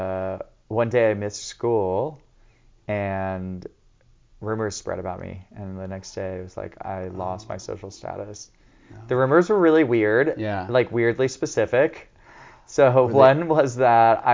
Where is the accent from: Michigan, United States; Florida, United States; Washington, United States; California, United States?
California, United States; Encinitas; I grew up here in San Diego, in Encinitas specifically